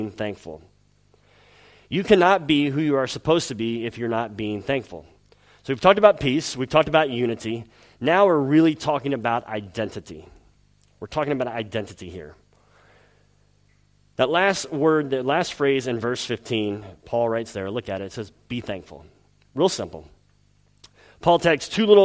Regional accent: the South, United States; moved away; I'm from the South in the United States

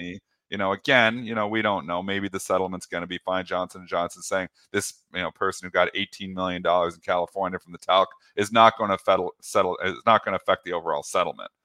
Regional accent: Canada; I'm Canadian. I'm fully in Canada

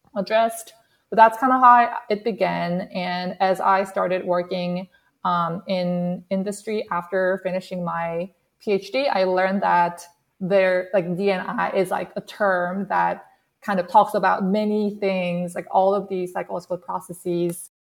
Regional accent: South Korea; English is a second language; moved away as an adult; now in United States; I actually grew up in South Korea and I moved to the States when I started my college.

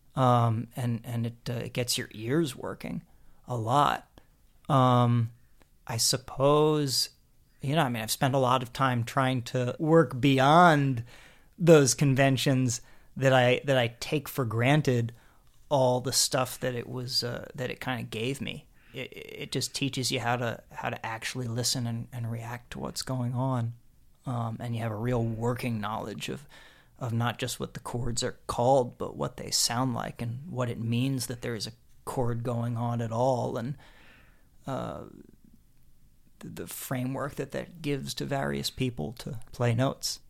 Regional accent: Harrisburg, Pennsylvania, United States; also born or lived in suburbs of Philadelphia; I grew up in Harrisburg, Pennsylvania

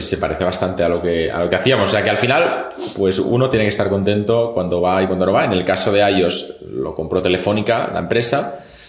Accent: Catalonia, Spain; yo soy catalán

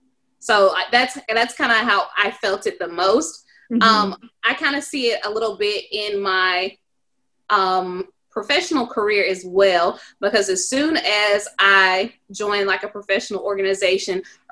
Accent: the South, United States; Like literally, like I'm from the South. We go to Myrtle Beach. That's a vacation.

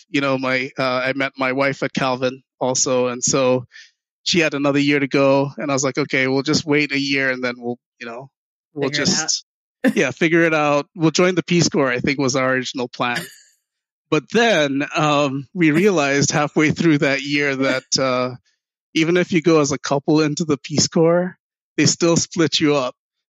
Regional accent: Ghana; also born or lived in New Jersey; Left when I was 4 years old, so I don't even remember the U.S. experience at all.

